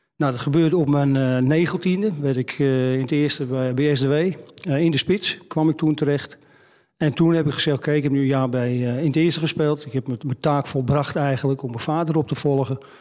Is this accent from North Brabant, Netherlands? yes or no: no; Amsterdam, North Holland, Netherlands; Ik ben opgegroeid in Brouwersgracht